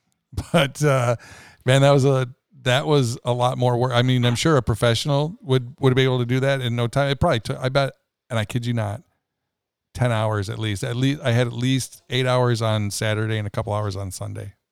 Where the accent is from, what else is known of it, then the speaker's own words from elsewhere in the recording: Rockford, Illinois, United States; as a kid, you know, growing up in Rockford, Illinois